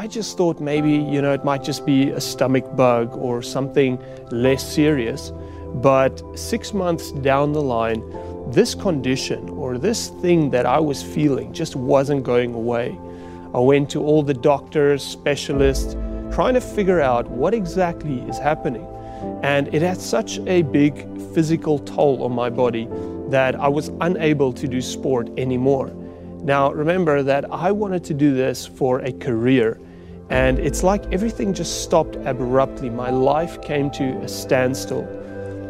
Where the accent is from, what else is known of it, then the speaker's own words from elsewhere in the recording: South Africa; I grew up on a farm in South Africa